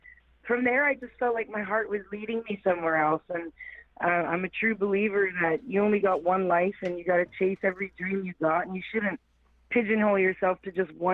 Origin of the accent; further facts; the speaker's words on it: Wikwemikong Reserve, Manitoulin Island, Ontario, Canada; moved away as an adult; now in Nashville, United States; I grew up on the Wicomicon Reserve in Manitoulin Island. That's up in Ontario, Canada